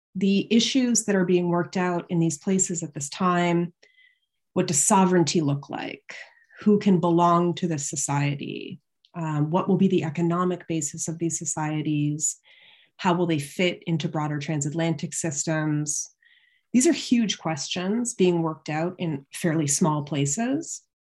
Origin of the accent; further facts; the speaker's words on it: London, Ontario, Canada; also born or lived in Toronto; I grew up in London, Ontario, uh, which is just across the border from Syracuse in Canada.